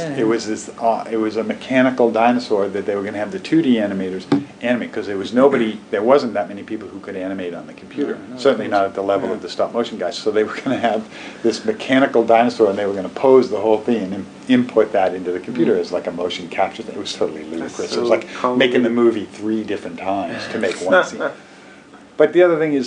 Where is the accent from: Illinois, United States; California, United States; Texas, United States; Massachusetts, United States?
Massachusetts, United States; Boston; also born or lived in Los Angeles / San Francisco; now in Portland, United States; I'm from Boston